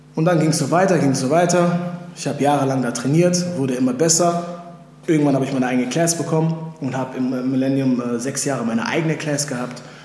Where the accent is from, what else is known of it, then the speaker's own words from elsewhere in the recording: Mülheim an der Ruhr, North Rhine-Westphalia, Germany; moved away; also born or lived in Los Angeles, United States; in Beverly Hills des Ruhrgebiets aufgewachsen und geboren in Mühlheim an der Ruhr